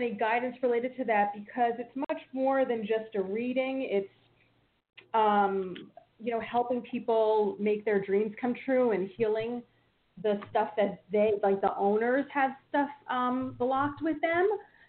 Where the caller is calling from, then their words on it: New Jersey, United States; from New Jersey.